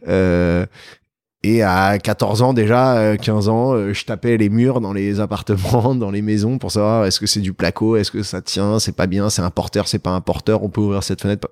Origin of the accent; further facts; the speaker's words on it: Paris, Île-de-France, France; j'ai grandi à Paris. Je suis un vrai Parisien, né à Paris, dans le 16e arrondissement